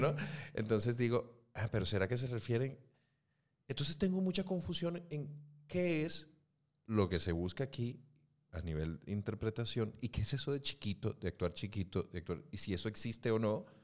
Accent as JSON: {"language": "Spanish", "country": "Mexico", "moved": "as an adult", "lives_now": "Spain", "said": "vengo de México"}